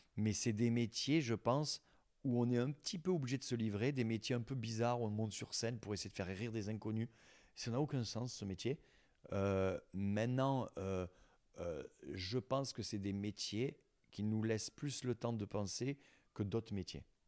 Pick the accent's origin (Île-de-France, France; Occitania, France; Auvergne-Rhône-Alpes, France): Occitania, France; near Collioure; moved away; Et tu te retrouves là où tu as grandi. Moi, ils ont gardé ma chambre, je dis d'ado intacte.